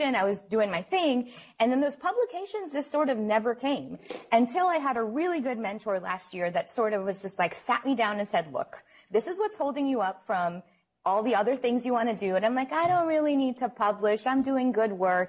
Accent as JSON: {"language": "English", "town": "New Orleans", "region": "Louisiana", "country": "United States", "moved": "yes", "lives_now": "Houston, United States", "said": "I am from Houston, originally from New Orleans"}